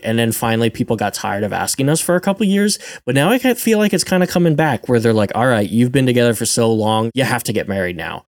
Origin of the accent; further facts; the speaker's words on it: rural Pennsylvania, United States; I'm from Pennsylvania, rural Pennsylvania, where the fire hall wedding is a thing